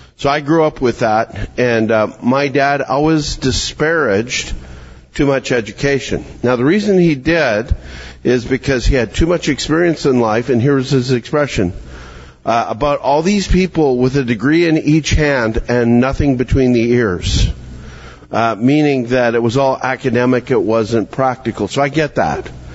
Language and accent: English; Calgary, Alberta, Canada; moved away; I'm I'm from Calgary, Alberta, Canada.